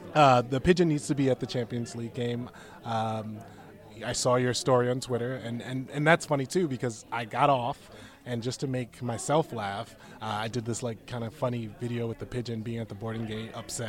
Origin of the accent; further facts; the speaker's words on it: New York City, New York, United States; also born or lived in Staten Island; born and raised in Brooklyn and a little bit in Staten Island.